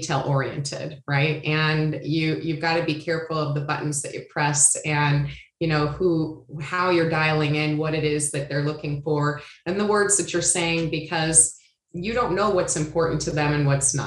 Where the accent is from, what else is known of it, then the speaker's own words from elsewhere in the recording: Iowa, United States; moved away as an adult; also born or lived in San Diego, California; I'm originally from Iowa and graduated high school in Iowa.